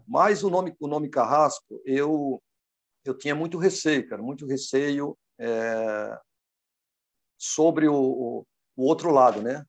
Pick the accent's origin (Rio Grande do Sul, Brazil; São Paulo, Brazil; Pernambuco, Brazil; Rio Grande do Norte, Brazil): Pernambuco, Brazil; also born or lived in Recife; now in Ceará, Brazil; pernambucano de nascença e cearense de, de coração